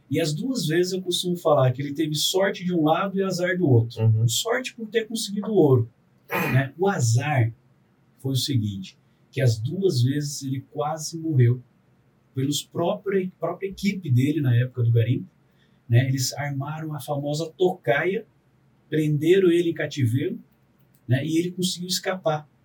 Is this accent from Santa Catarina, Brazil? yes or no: no; São José dos Campos, São Paulo, Brazil; also born or lived in Cacoal, Rondônia, Brazil; dos meus irmãos mais velhos, eu sou o único que nasci em Rondônia. Sou cacuauense, o nome da cidade é Cacual, né? E rondoniense de Caramba. estado. Aí depois a gente voltou para São José.